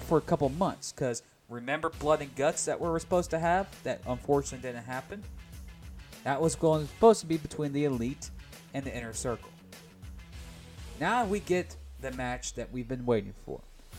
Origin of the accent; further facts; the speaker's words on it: Jacksonville, Florida, United States; because it's in my hometown. It's in a stadium where I go watch my football team lose every single week during football season of TIA Bank Stadium, home of the Jacksonville Jaguars.